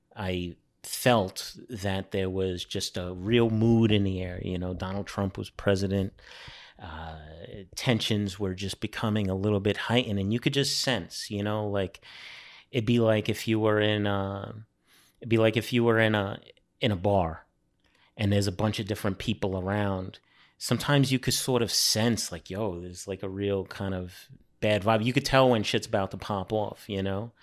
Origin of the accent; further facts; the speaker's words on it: New York City, New York, United States; moved away as an adult; also born or lived in Brooklyn, New York; now in France; I grew up on Staten Island